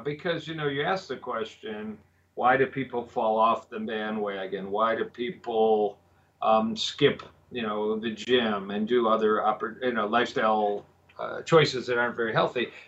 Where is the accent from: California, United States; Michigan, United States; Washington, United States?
Michigan, United States; moved away as an adult; also born or lived in Dallas, Texas / Kansas City; moved back to Michigan, my home state, and have been practicing here since 1990